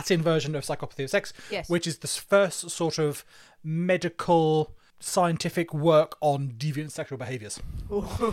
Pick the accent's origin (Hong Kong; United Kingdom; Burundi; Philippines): United Kingdom; We're British, after all.